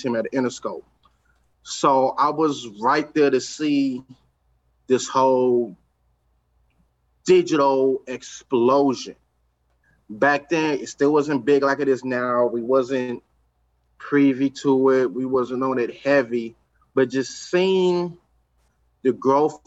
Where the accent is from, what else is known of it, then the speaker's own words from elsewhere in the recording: Los Angeles, California, United States; I come from the east side